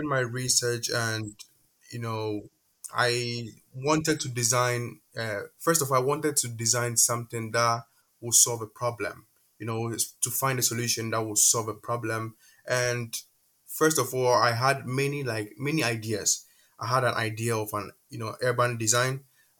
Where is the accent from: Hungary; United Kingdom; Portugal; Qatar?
Qatar; moved away as an adult; also born or lived in Ghana; now in Poland; Ghana for about 10 years before moving to Qatar with my parents. And I went to high school in Qatar. I was raised in Qatar.